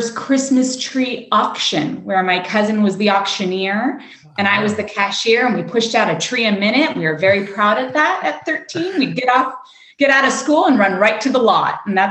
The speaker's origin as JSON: {"language": "English", "town": "Los Angeles", "region": "California", "country": "United States", "tie": "born or raised there", "said": "Los Angeles, California."}